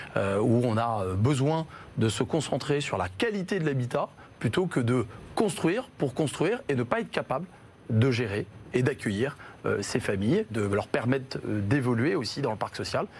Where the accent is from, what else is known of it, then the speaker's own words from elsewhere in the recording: Le Havre, Normandy, France; now in Paris, France; je suis originaire du Havre